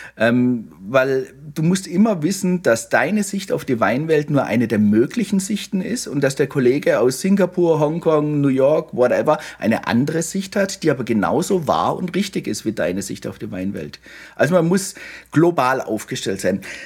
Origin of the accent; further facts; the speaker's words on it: Baden-Württemberg, Germany; ich bin ja in Württemberg aufgewachsen